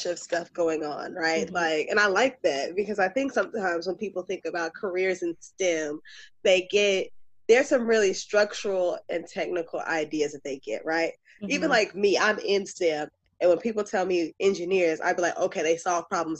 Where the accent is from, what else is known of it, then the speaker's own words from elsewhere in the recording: Georgia, United States; I'm also from Georgia. I went to school in Georgia too.